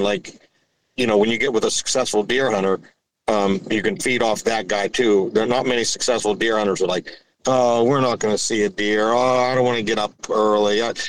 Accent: Pittsburgh, Pennsylvania, United States; I grew up near Pittsburgh and just in that area and in the northern woods a little bit.

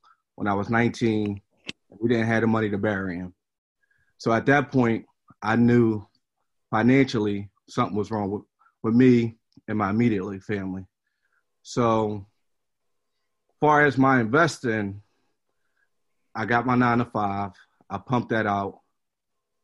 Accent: Philadelphia, Pennsylvania, United States; also born or lived in West Oak Lane, Philadelphia; I grew up in the Germantown area. From the ages of, I would say, 1 through 16

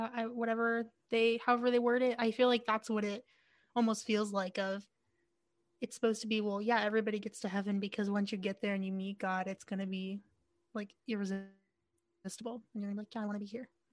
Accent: Yuma, Arizona, United States; when I was growing up in Yuma

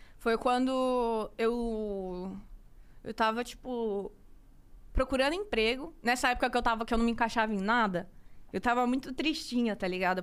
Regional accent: Cuiabá, Mato Grosso, Brazil; moved away as an adult; now in São Paulo, Brazil; sou de Cuiabá, Mato Grosso

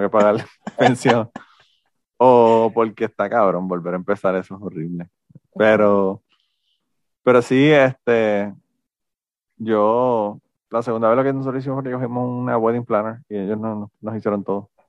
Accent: Puerto Rico; moved away; soy de Puerto Rico

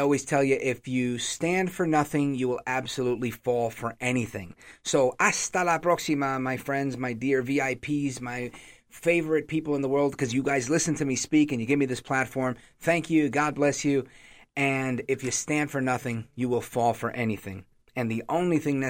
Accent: New York City, New York, United States; now in New Jersey, United States; Born in Brooklyn, but I live in Jersey now

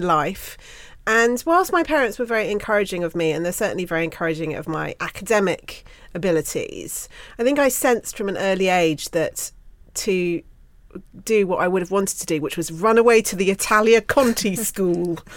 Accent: Bruton, South West England, United Kingdom; Growing up in Bruton in Somerset

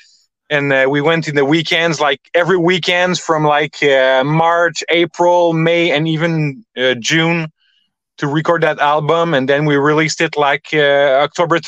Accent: Montreal, Quebec, Canada; We're from Montreal, Canada

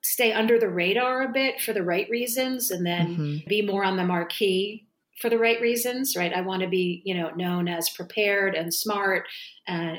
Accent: New Jersey, United States; I'm born and raised in New Jersey, an Italian family

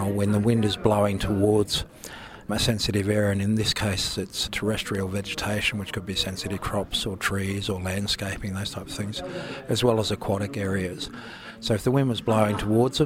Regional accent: Darling Downs, Queensland, Australia; I'm from the Darling Downs

